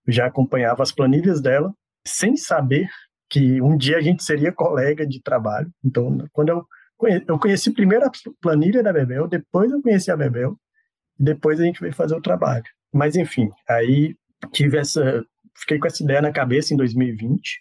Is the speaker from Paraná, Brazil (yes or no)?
no; Montes Claros, Minas Gerais, Brazil; now in Belo Horizonte, Brazil; eu sou lá de Montes Claros, então assim, eu sou do meio do, da década de 80. Então eu acho assim que eu cresci num ambiente em que o axé era forte